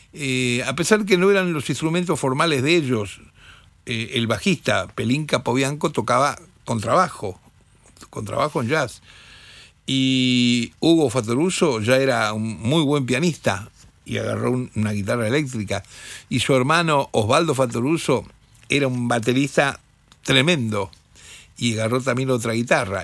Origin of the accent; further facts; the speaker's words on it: Rosario, Santa Fe, Argentina; moved away; del interior, nosotros, rosarinos